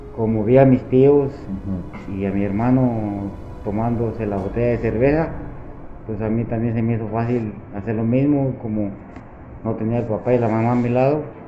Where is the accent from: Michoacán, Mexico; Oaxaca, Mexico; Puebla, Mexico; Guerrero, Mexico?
Michoacán, Mexico; also born or lived in United States; now in San Luis Río Colorado, Mexico; me fui para mi estado natal de Michoacán